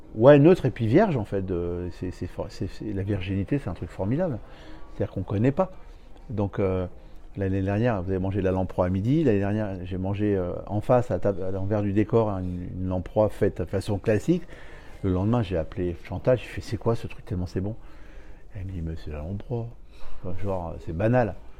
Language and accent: French; Paris, Île-de-France, France; je viens de Paris